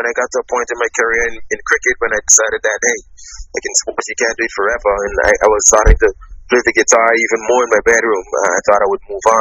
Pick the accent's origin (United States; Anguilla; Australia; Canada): Anguilla; I was a kid growing up in the Caribbean.